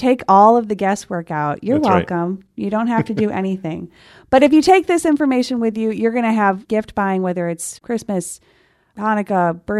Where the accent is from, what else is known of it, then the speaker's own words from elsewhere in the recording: Scotland, United Kingdom; bragging about the fact that I am a Scottish